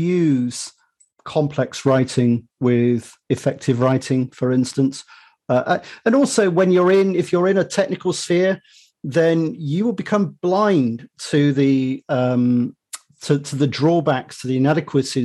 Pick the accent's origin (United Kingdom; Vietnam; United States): United Kingdom; accent: British; as your listeners might have deduced from my accent, I'm British, you know, not in the US